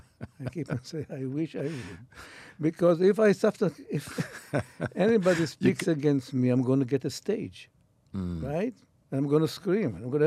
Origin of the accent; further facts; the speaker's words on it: Israel; Which means, look, I come from Israel, which means it's a land, it's a building land.